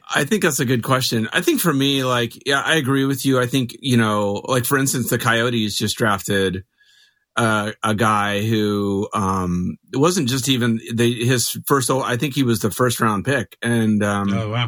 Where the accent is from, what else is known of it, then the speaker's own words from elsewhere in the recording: Mesa, Arizona, United States; also born or lived in Phoenix, Arizona; I grew up in Mesa. I live in Phoenix